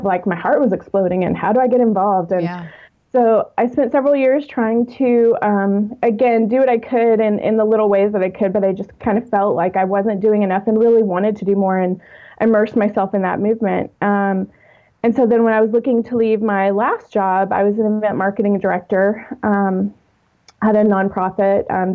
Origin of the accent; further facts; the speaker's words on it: Texas, United States; now in Atlanta, United States; I am originally from Texas, but I've lived in the Atlanta area since 2001 and still call it home